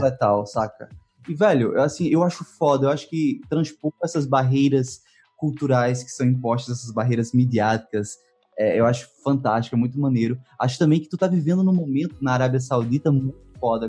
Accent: Northeast Region, Brazil; eu sou do Nordeste brasileiro

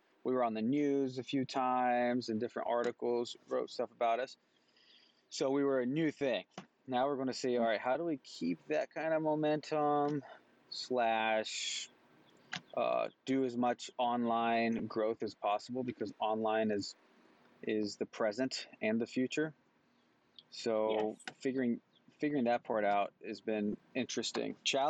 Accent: Mexico; also born or lived in North Carolina; now in Kansas City, United States; I'm actually from North Carolina. That's where I was born. And then I grew up in Mexico.

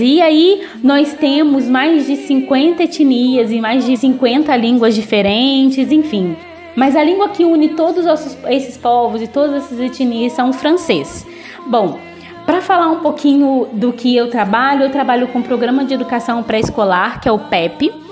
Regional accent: Volta Redonda, Rio de Janeiro, Brazil; moved away as an adult; now in Togo; eu sou natural do Rio de Janeiro, não da capital, mas do sul do estado. Eu sou de uma cidade no sul do estado chamada Volta Redonda e eu sou natural dessa cidade

